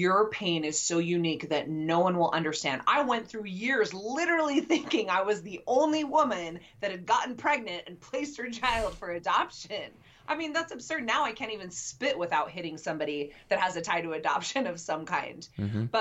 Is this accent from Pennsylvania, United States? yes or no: no; Utah, United States; moved away; also born or lived in Nashville, Tennessee; I'm from Utah